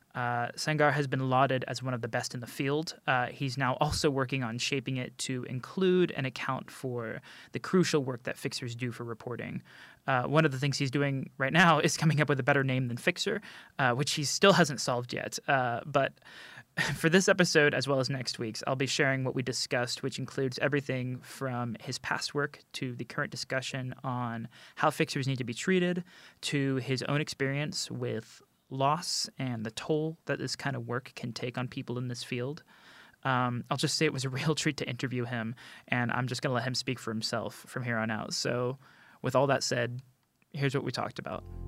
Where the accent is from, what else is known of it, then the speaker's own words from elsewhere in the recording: United States; moved away; I'm American